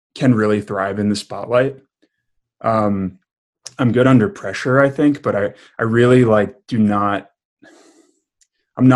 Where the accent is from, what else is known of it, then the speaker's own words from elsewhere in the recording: outside of New York City, United States; also born or lived in Cobleskill, New York / Brooklyn; I grew up in what upstaters call downstate New York. So I grew up outside of New York City